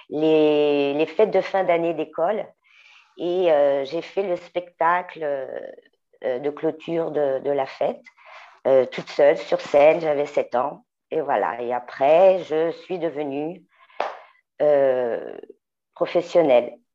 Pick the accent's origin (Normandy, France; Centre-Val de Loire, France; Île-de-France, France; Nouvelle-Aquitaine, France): Île-de-France, France; Paris; Bon, ben, je suis parisienne, née à Montmartre, chanteuse, auteure, compositrice